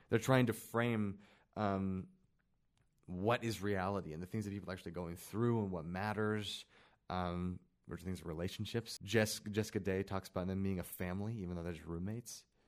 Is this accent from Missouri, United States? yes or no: yes; Kansas City, Missouri, United States; now in Utah, United States; I grew up in Kansas City where a lot of my friends were Tongans, black guys.